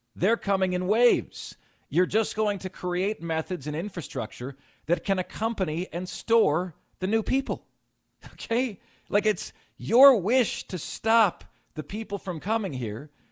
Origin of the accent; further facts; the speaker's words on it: Lakeland, Florida, United States; now in Greenville, United States; my hometown of Lakeland, Florida, okay, went to high school there